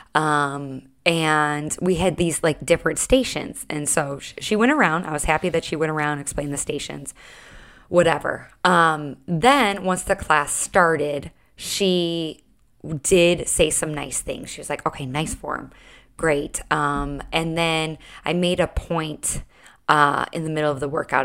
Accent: Chicago, Illinois, United States; now in Charleston, United States; I'm from Chicago

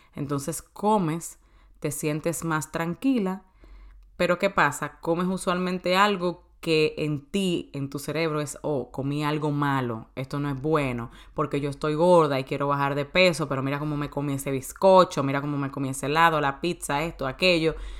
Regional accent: Santo Domingo, Distrito Nacional, Dominican Republic; moved away as an adult; also born or lived in New York; now in United States; de Santo Domingo, de República Dominicana, que es mi país natal. Yo vine aquí a los 18 años.

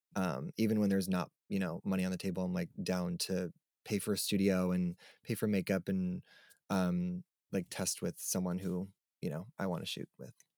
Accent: Long Island, New York, United States; also born or lived in Brooklyn, New York; I grew up on Long Island, New York, so I've never, like, lived anywhere else other than New York

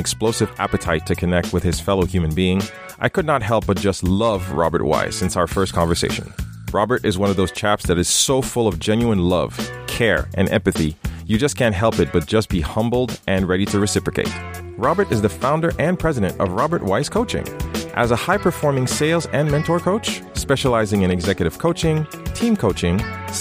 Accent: Haiti; I'm from Haiti, right? And I was reading Archie in Haiti

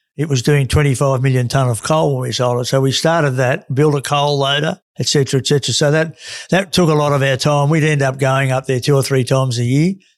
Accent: Australia; the guys I grew up with in Carra

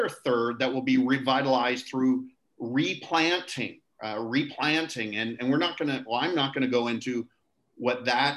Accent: near Toronto, Ontario, Canada; moved away as an adult; also born or lived in Niagara Falls, Ontario; now in Nassau, Bahamas; I was born and raised in Canada near Toronto, Ontario

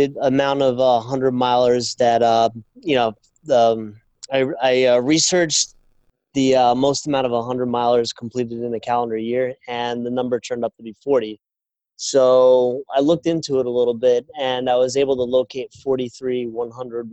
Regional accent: Islip, New York, United States; I grew up in Islip.

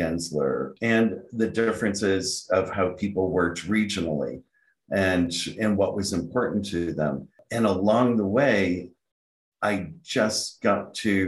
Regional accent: Rochester, New York, United States; I grew up in Rochester, New York

